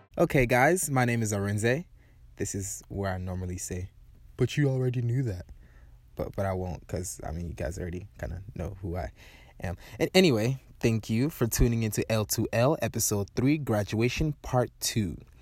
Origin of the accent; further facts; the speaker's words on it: Nigeria; now in Georgia, United States; So, you know we are, we are Nigerians. I'm a Nigerian.